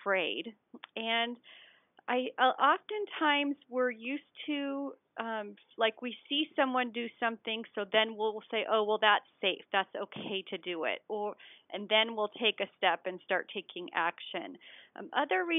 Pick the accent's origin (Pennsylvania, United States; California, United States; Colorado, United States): Colorado, United States; I'm a skier. I'm from Colorado